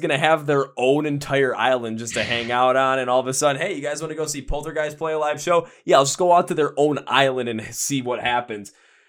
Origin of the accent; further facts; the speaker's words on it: Midwest, United States; I'm from the Midwest